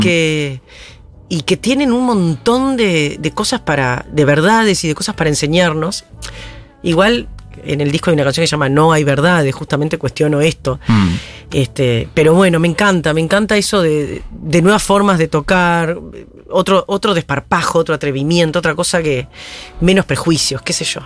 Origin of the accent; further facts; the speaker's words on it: Paysandú, Uruguay; moved away as an adult; also born or lived in Montevideo, Uruguay; now in Argentina; Yo soy del litoral, frente a Colón, Entre Ríos. Mi padre ingeniero agrónomo, por lo tanto iba mucho al campo. Viví en una época en, un campo que, estancia que trabajaba mi viejo